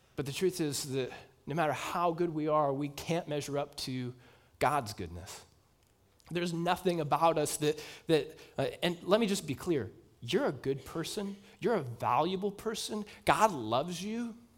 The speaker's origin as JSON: {"language": "English", "country": "United States", "said": "as Americans"}